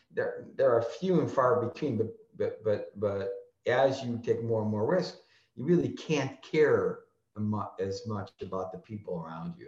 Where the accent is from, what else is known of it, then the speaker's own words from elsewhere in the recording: Chicago, Illinois, United States; I grew up in Chicago and, and, worked and lived in Chicago all my life